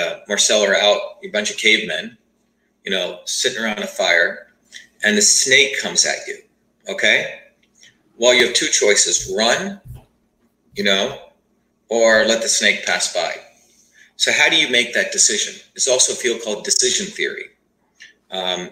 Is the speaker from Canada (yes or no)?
no; India; born or raised there; now in United States